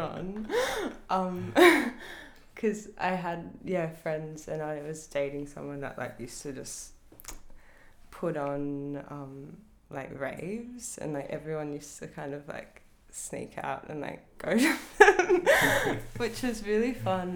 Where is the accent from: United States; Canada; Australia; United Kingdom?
Australia; Northcote, Victoria; I grew up in Northcote